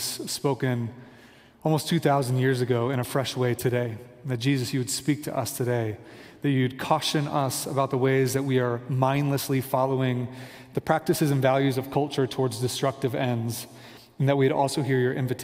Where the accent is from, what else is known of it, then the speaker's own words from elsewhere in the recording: Kansas City, United States; moved away as an adult; also born or lived in Virginia Beach, Virginia; now in Denver, United States; we are from Kansas City, a suburb of Kansas City